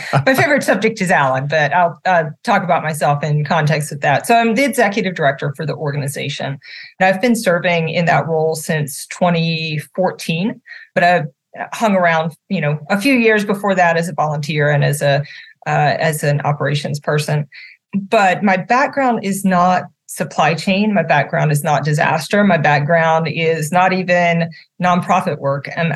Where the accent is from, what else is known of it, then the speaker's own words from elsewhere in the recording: Natchitoches, Louisiana, United States; now in Central Florida, United States; I grew up in this little town called Natchitoches, Louisiana